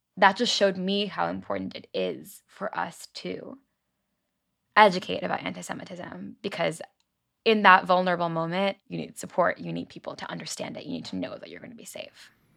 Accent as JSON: {"language": "English", "area": "Long Island", "region": "New York", "country": "United States", "tie": "born or raised there", "said": "I grew up on Long Island, New York"}